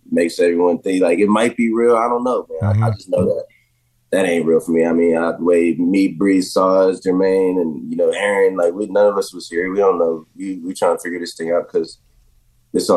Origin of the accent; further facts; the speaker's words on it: Jacksonville, United States; moved away; growing up in Jacksonville